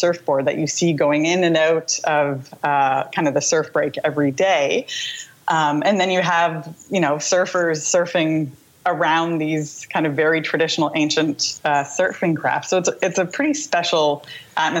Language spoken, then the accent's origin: English; Canada; moved away; also born or lived in Huanchaco, Peru; We're from Canada